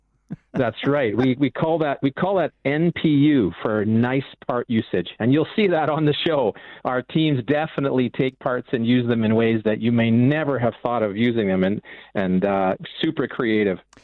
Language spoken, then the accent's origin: English; Vancouver, British Columbia, Canada; I'm from the West Coast, from the Vancouver area